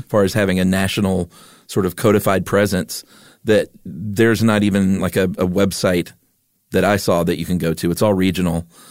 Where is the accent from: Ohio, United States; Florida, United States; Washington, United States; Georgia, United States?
Georgia, United States; Stone Mountain; I grew up in Stone Mountain, Georgia